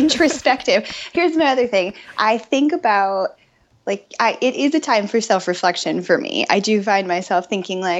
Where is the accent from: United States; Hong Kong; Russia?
United States; Ann Arbor, Michigan; now in Austin, United States; I grew up in Ann Arbor